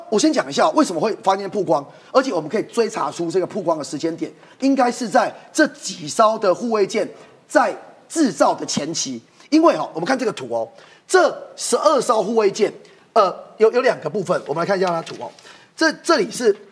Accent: Taiwan; 我们台湾人民

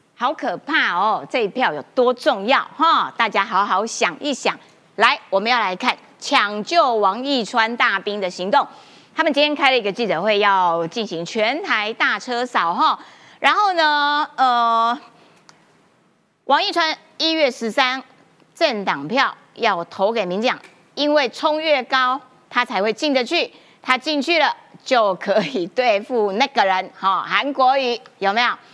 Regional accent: Kaohsiung, Taiwan; 我们高雄人就是这样子哈

